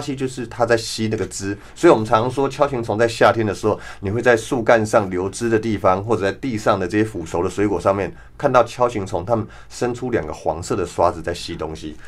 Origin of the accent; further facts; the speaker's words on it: near Fuyang, Taipei, Taiwan; 小时候在富阳旁边长大